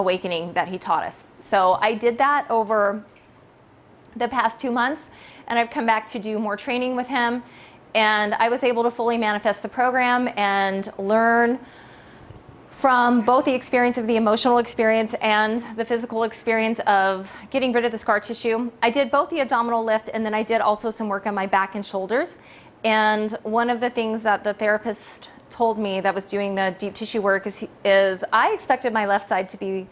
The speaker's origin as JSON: {"language": "English", "region": "California", "country": "United States", "said": "I am from California."}